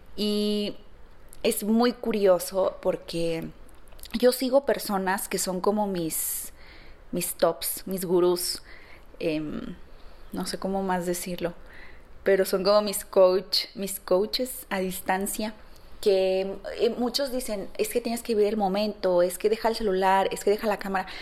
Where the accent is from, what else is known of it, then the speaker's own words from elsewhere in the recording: San Luis Potosí, Mexico; moved away as an adult; now in Guadalajara, Mexico; Yo no soy de aquí, yo, yo soy de San Luis Potosí